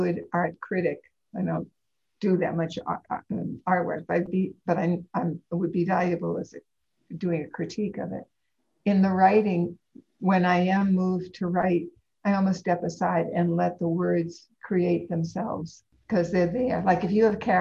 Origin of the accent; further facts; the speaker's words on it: East Coast, United States; moved away as an adult; also born or lived in California / Pennsylvania; now in Ashland, United States; I was born and raised on the East Coast